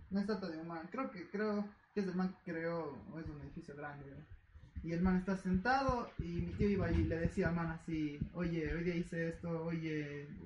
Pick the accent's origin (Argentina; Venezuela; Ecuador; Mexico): Ecuador; also born or lived in United States